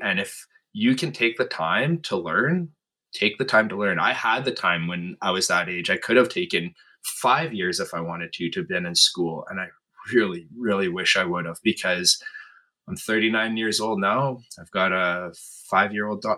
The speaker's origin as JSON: {"language": "English", "town": "Flin Flon", "region": "Manitoba", "country": "Canada", "tie": "born or raised there", "moved": "as an adult", "lives_now": "Winnipeg, Canada", "said": "born and raised in Flin Flon, Manitoba, which is about uh, nine hour drive north of here"}